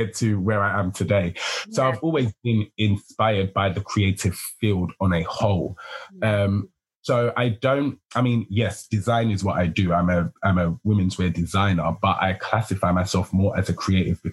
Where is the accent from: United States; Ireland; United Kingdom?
United Kingdom; I'm a British fashion designer